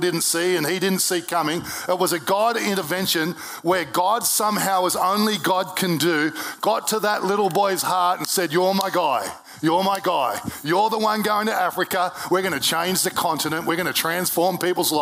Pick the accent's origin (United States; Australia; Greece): Australia; Brisbane, Queensland; I was born in Brisbane Hospital in 1971